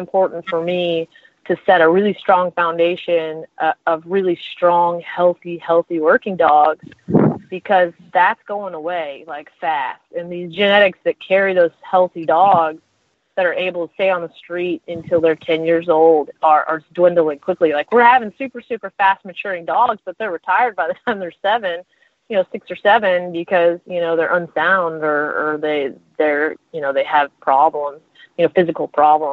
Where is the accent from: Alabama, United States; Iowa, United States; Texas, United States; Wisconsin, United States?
Texas, United States; I'm Texan, so I'm going to say a lot of Dutch words, you know, the way that I say them